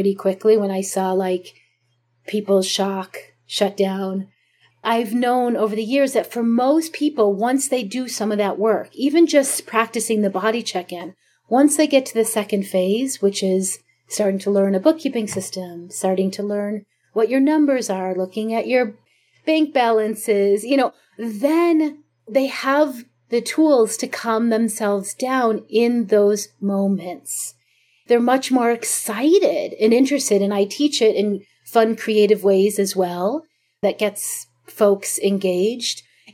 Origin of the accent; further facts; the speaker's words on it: Chicago, Illinois, United States; moved away; also born or lived in Jerusalem; where I grew up in Chicago in the suburbs